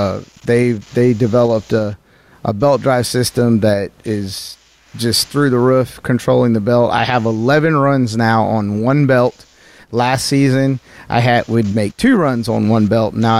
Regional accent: the South, United States; I am from the South

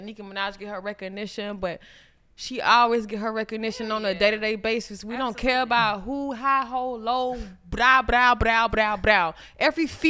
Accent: Millersville, United States; I'm from Millersville

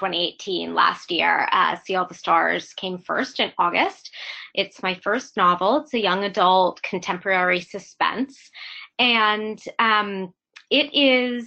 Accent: Pittsburgh, Pennsylvania, United States; now in New York, United States; I'm in New York now, but I'm from Pittsburgh originally

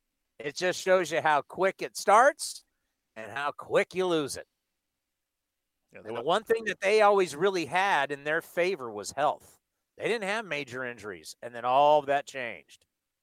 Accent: San Diego, California, United States; Yeah, I mean, I grew up on the mean streets of San Diego.

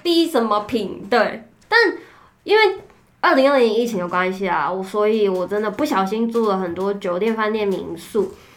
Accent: Taichung, Taiwan; 我是台中人

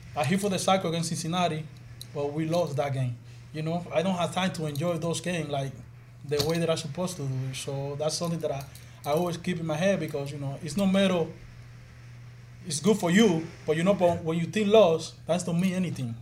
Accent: Dominican Republic; moved away; I do a lot of stuff there in my, in my, in my hometown

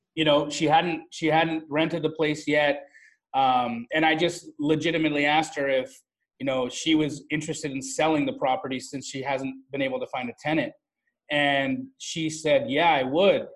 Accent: Calgary, Alberta, Canada; moved away as an adult; also born or lived in Phoenix; I grew up in Calgary, Alberta, Canada.

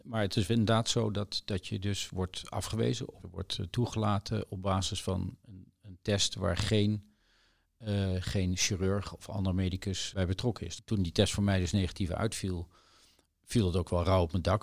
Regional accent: The Hague, South Holland, Netherlands; moved away as an adult; also born or lived in Leiden; now in Maastricht, Netherlands; ik kom uit Den Haag.

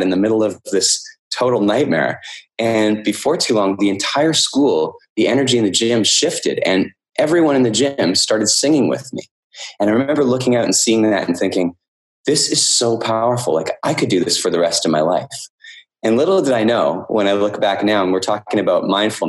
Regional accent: Canada; I'm from Canada, and in Canada, we study French at school

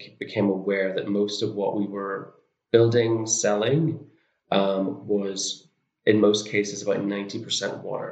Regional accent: Northern Ireland, United Kingdom; moved away; I'm from Northern Ireland originally.

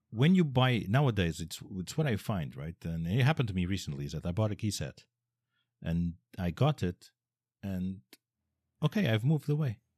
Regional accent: Portugal; I'm Portuguese, I come from Portugal

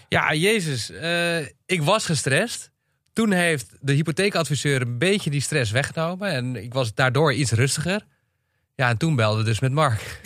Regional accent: Meppel, Drenthe, Netherlands; now in Amsterdam, Netherlands; in het dorpje waar ik vandaan kom

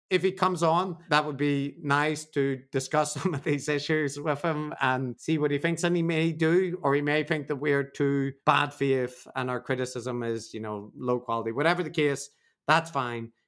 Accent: Northern Irish, Northern Ireland, United Kingdom; I'm Northern Irish in my soul

